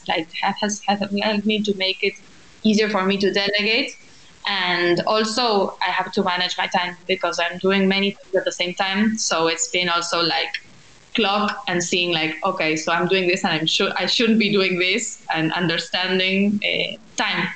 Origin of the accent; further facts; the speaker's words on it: Buenos Aires, Argentina; I am from Buenos Aires. I've lived my whole life here